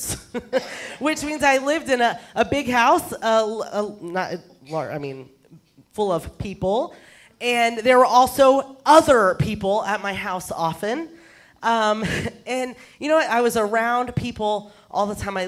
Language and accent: English; Texas, United States; I'm a Texan. I come from Texas. So what I'm about to say is considered grammatically correct where I come from